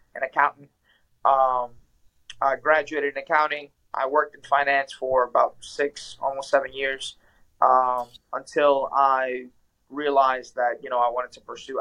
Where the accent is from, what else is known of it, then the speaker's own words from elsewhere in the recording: New Orleans, Louisiana, United States; moved away as an adult; also born or lived in Ecuador; now in Washington, D.C., United States; I'm from South America, Ecuador. I was born there. I came to the States uh, as a kid. I was three, four years old when I came to the States. Uh, I came, I moved, we moved to New Orleans.